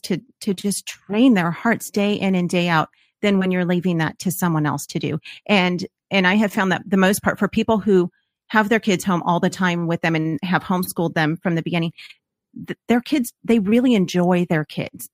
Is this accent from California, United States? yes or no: yes; Los Angeles, California, United States; moved away; we are from Los Angeles, and the public school system that was in our neighborhood